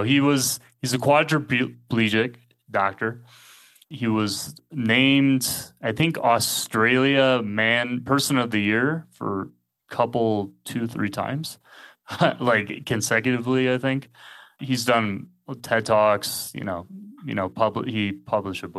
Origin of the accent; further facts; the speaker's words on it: United States; moved away as an adult; also born or lived in England; now in Mexico; I'm originally from the States, but I haven't lived as an adult really in the States for most of my life